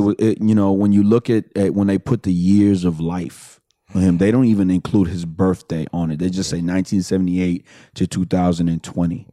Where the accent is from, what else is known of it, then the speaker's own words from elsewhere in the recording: Houston, Texas, United States; I'm from the Southwest too, Fondren and uh-huh. West Airport